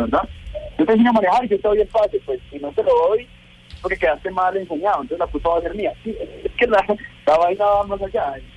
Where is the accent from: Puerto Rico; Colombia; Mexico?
Colombia; mi país